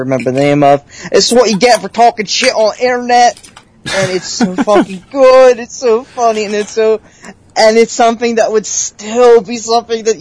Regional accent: Philadelphia, Pennsylvania, United States; accent: Philly; I'm very self-conscious about my Philly accent.

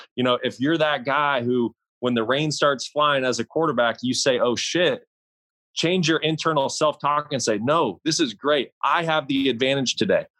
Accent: Kalispell, Montana, United States; moved away as an adult; growing up in Kalispell, Montana

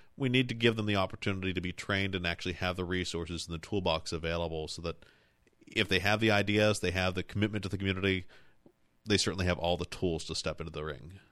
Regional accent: Cumberland, Maryland, United States; I grew up in Mapleside. I'm, I'm now just a, just a, a couple of blocks away

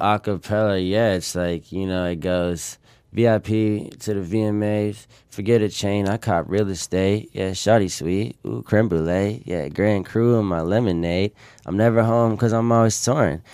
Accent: Sarasota, Florida, United States; I'm from Sarasota, Florida. I was born and raised

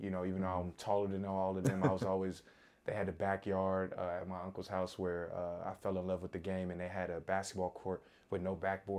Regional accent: Burbank, California, United States; Because that was so nostalgic for me as a kid, just growing up in Burbank and the LA area

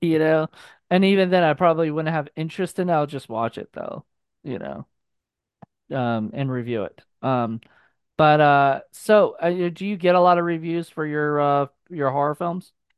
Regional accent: Virginia, United States; my hometown in Vir, in Virginia

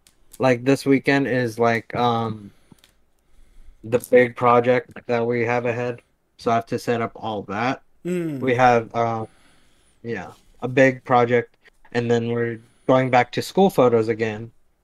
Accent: Oakland, California, United States; Yeah, I was born in Oakland.

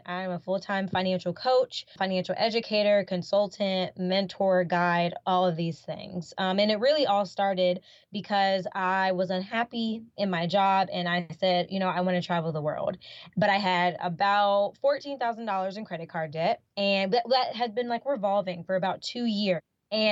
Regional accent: North Carolina, United States; now in Florida, United States; originally, I'm from North Carolina, here in the United States

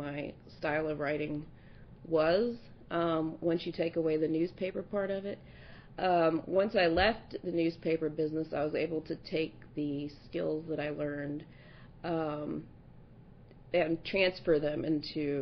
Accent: South Louisiana, United States; also born or lived in Kansas; So I was born in Kansas, but I grew up in South Louisiana.

